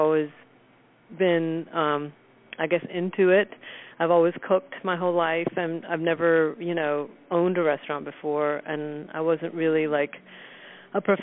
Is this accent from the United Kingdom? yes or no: no; India; also born or lived in Southern United States; now in United States; I'm from India and grew up cooking with a certain heritage, and then we moved to America